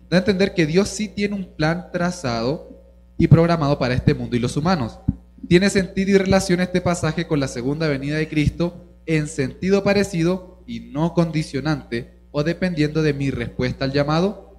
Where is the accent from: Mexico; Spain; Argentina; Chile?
Chile; also born or lived in Venezuela; en Chile yo de chiquito fui criado de que me tenían que ver gordo